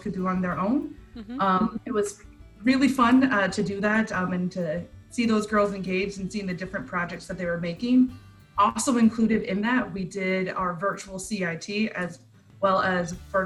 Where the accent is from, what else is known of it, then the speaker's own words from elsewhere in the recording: Pennsylvania, United States; now in New England, United States; I'm originally from Pennsylvania